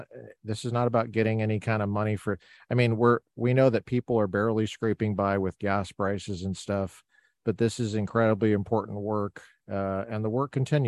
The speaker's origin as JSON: {"language": "English", "area": "near Chatfield High School", "region": "Colorado", "country": "United States", "tie": "born or raised there", "said": "I grew up near Chatfield High School. I was a Chatfield Charger when I was a kid"}